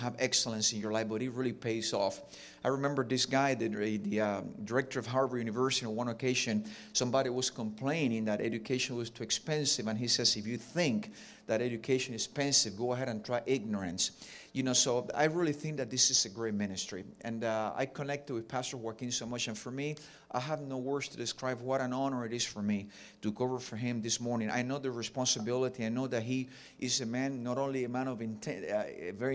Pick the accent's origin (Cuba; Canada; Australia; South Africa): Cuba; accent: Ricky Ricardo; first language Spanish; English is a second language; also born or lived in Jacksonville, United States; now in Miami, United States; I have a little bit of a Ricky Ricardo accent because I was born and raised in Cuba